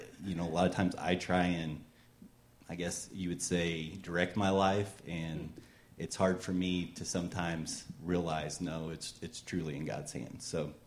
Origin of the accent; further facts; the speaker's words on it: Potosi, Missouri, United States; now in Republic, United States; I grew up in Potosi, Missouri, if anybody knows where that's at. It's a little town in the middle of nowhere, and, joined the Army